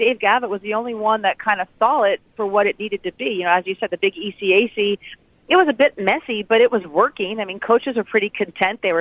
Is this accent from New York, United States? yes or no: no; New Jersey, United States; I grew up in New Jersey